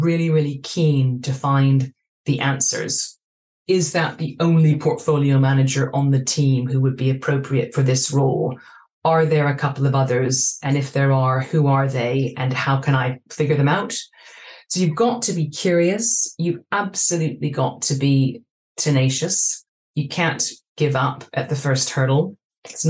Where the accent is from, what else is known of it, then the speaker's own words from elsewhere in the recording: Vancouver, British Columbia, Canada; moved away as an adult; also born or lived in Hong Kong; now in London, United Kingdom; I grew up in Vancouver